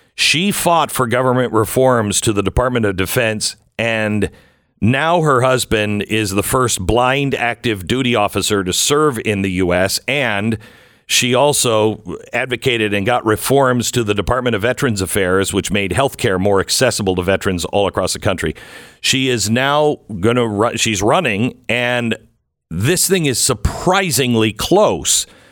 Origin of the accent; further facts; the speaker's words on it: Mount Vernon, Washington, United States; moved away; also born or lived in Seattle; I, I grew up in Washington State. I grew up in Mount Vernon